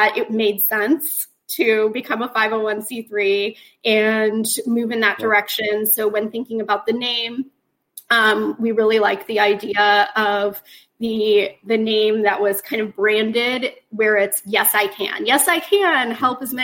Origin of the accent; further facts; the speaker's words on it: Sarasota, Florida, United States; I grew up in Sarasota, and my husband Jody and I, we had lived there up until about 4 years ago.